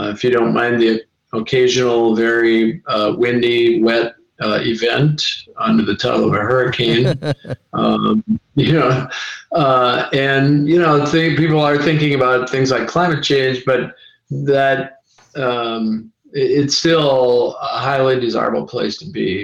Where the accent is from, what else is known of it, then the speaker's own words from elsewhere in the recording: Cape Coral, Florida, United States; here in my hometown, Cape Coral.